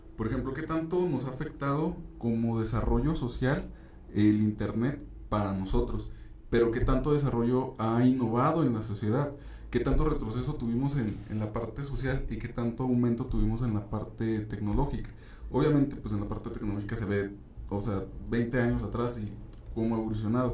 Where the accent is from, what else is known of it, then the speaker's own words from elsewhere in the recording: Durango, Mexico; nuestro mismo estado, aquí en Durango